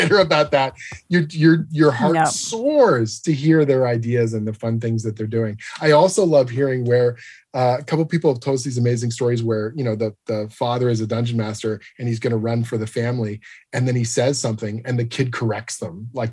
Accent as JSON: {"language": "English", "country": "Canada", "said": "I'm Canadian"}